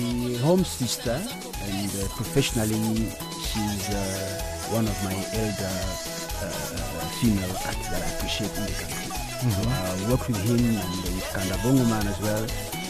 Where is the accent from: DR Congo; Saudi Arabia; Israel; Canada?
DR Congo; now in South Africa; I grew up in Congo. I came here in 1996.